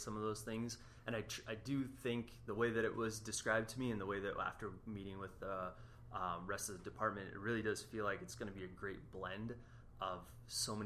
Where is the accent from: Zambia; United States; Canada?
Canada; moved away; I'm Canadian